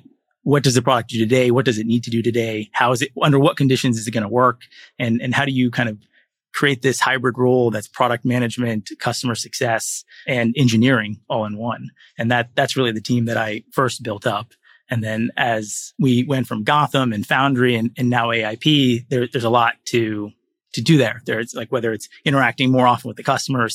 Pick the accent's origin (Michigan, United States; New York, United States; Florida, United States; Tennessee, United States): Florida, United States; moved away as an adult; also born or lived in Nigeria / Silicon Valley; I grew up in Florida